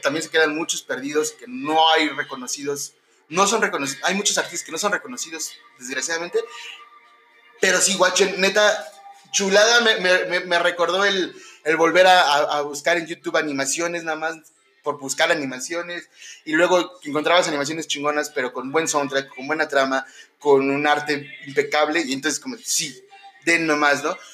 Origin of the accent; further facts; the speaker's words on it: Mexico; como hermanos mexicanos